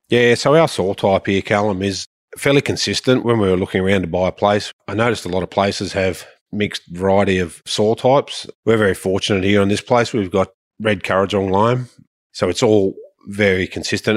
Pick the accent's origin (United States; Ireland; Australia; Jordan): Australia; Sydney, New South Wales; moved away as an adult; also born or lived in Darwin / Katherine / Western Australia; so I grew up in Sydney, little place called Burrowra